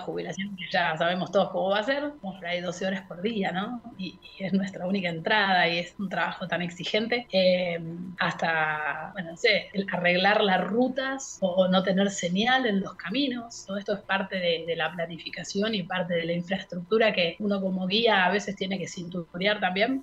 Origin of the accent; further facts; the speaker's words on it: Mar del Plata, Buenos Aires Province, Argentina; moved away as an adult; also born or lived in Puerto Madryn, Chubut; now in Chubut, Argentina; nací en Mar del Plata y fui al colegio alemán toda mi vida